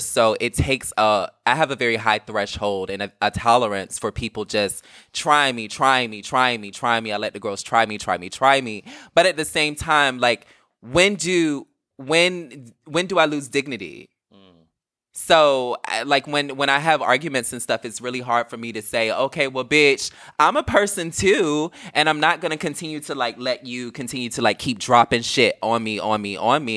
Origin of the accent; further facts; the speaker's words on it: Virginia, United States; I'm from Virginia